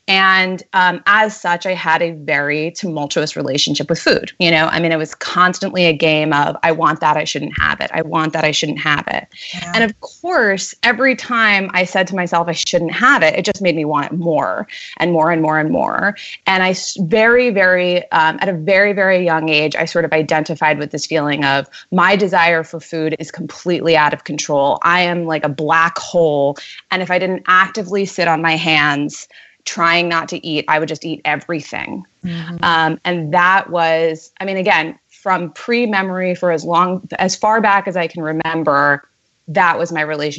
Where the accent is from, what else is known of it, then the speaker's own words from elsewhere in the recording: New York City, New York, United States; moved away as an adult; now in San Francisco, United States; Born and raised Manhattan. Ah. I grew up on Union Square.